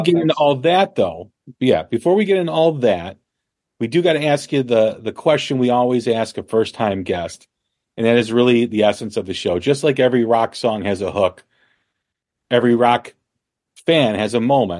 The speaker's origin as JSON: {"language": "English", "town": "Chicago", "region": "Illinois", "country": "United States", "said": "we're from Chicago, or I'm from Chicago."}